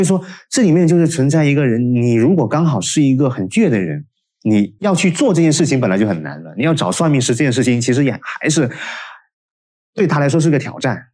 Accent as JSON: {"language": "Chinese", "country": "China", "said": "我们中国人"}